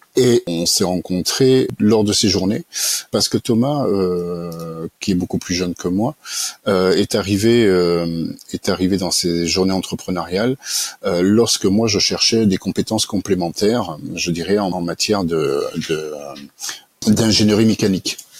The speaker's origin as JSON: {"language": "French", "town": "Annemasse", "region": "Auvergne-Rhône-Alpes", "country": "France", "tie": "born or raised there", "also_born_or_lived": "Montauban / Annecy / Toulouse", "said": "j'ai passé ma plus tendre enfance dans les Alpes, en Haute-Savoie, notamment sur Annemasse"}